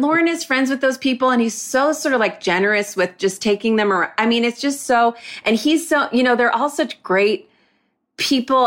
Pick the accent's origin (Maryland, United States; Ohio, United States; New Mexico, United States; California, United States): Ohio, United States; Moreland Hills; moved away as an adult; I'm from Cleveland, like a suburb of Cleveland